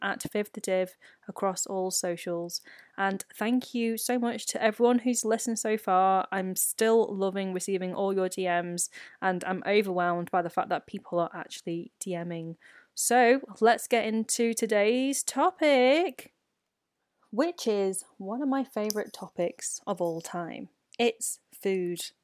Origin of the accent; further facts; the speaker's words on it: United Kingdom; a British-born Chinese.